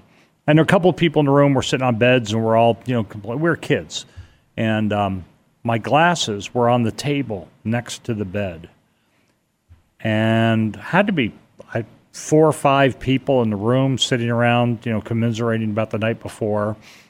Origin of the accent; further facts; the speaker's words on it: Stamford, Connecticut, United States; I grew up pretty much in Stamford, Connecticut.